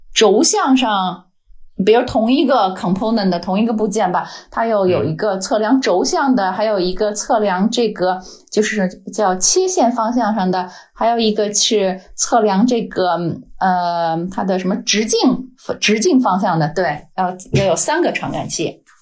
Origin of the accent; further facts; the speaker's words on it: Beijing, China; accent: Beijing; moved away as an adult; now in Denmark; 我是北京人，呃，老北京。呃，而且我是在嗯。天坛周围长大的孩子，嗯，呃，小时候离的天堂就步行可能也就十分钟吧，嗯啊。所以对天堂有很嗯。很深的感情。 然后我是二零零六年来到丹麦